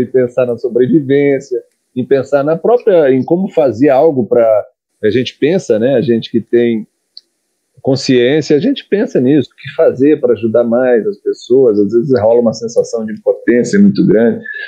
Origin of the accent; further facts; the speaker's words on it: Brazil; accent: Brazilian; canto com sotaque brasileiro